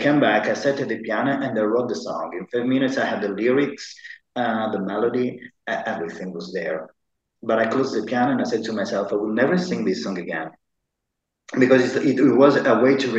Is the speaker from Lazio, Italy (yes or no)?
no; Sicily, Italy; English is a second language; also born or lived in Dublin; now in Malta; I'm from Italy. I'm from the south of Italy. I'm from Sicily.